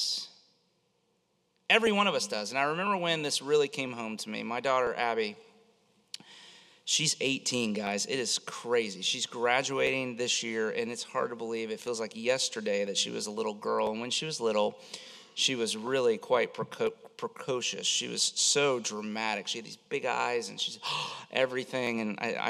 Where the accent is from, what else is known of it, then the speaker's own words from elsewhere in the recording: Florida, United States; I grew up in Florida